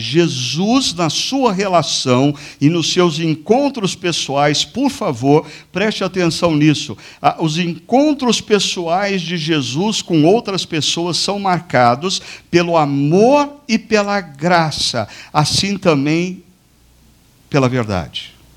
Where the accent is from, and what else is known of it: Brazil